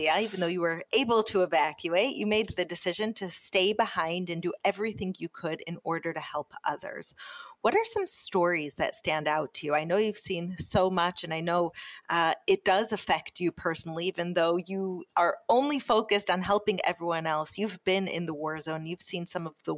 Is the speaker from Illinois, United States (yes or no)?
yes; Chicago, Illinois, United States; moved away; also born or lived in New York; where I grew up in Chicago